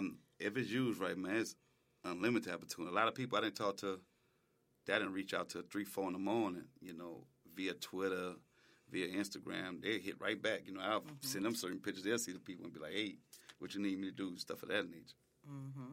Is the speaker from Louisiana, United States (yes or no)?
yes; New Orleans, Louisiana, United States; At first, I'm like, I'm from New Orleans.